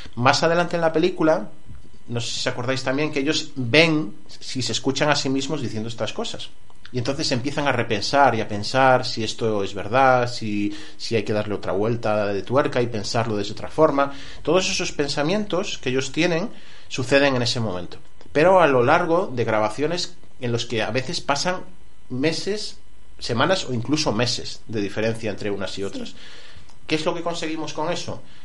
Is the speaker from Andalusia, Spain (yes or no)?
no; Colmenar del Arroyo, Community of Madrid, Spain; Yo soy de Colmenar del Arroyo